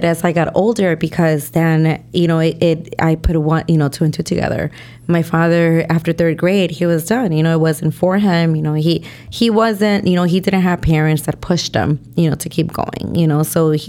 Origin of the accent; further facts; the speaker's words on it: Taxco, Guerrero, Mexico; You know, we're from Guerrero, Tasco Guerrero, you know